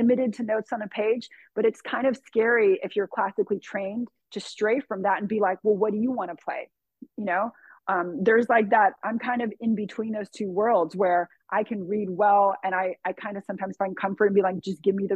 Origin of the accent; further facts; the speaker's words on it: Southern California, United States; I grew up in Southern California.